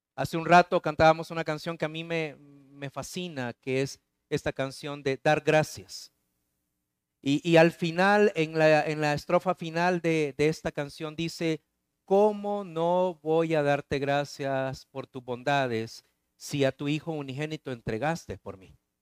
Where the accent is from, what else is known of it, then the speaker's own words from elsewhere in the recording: El Salvador; moved away; Claudia y yo este, somos eh, salvadoreños